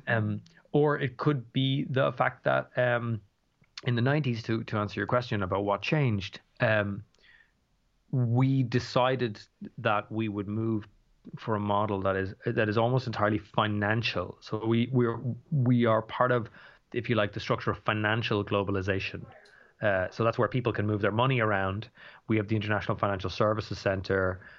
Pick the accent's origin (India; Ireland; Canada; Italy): Ireland; Dublin, Leinster; I'm from Dublin